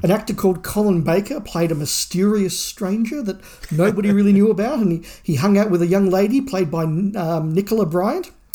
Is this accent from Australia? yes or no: yes; Australia; being Australian